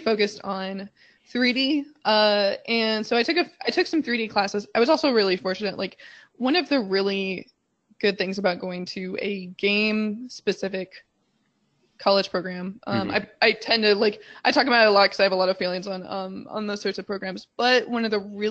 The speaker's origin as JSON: {"language": "English", "region": "Midwest", "country": "United States", "tie": "born or raised there", "also_born_or_lived": "California", "lives_now": "Chicago, United States", "said": "I grew up in the Midwest"}